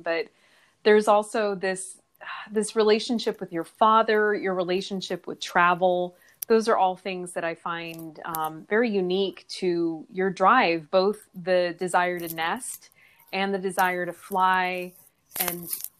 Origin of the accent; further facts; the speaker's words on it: Iowa, United States; growing up in Iowa, we were very proud of the topsoil in the land